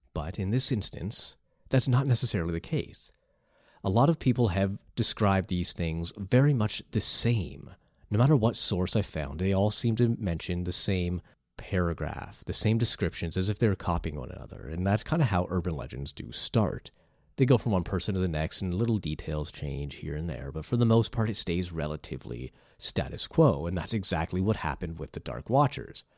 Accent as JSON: {"language": "English", "country": "Canada", "said": "I come from Canada"}